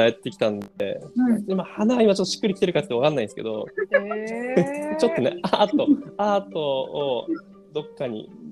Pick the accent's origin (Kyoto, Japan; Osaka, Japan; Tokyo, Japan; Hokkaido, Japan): Osaka, Japan; Kawachinagano; moved away; 僕、大阪です。河内長野っていう